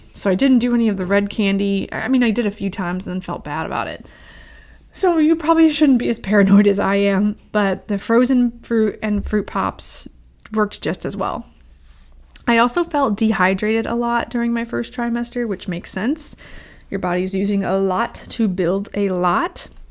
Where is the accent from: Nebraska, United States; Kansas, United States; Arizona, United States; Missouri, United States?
Missouri, United States; St. Louis; I grew up in Saint Louis